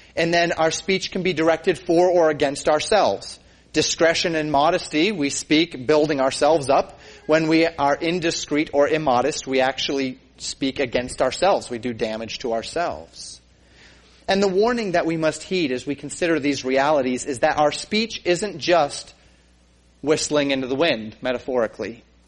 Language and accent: English; Colorado, United States; growing up in Colorado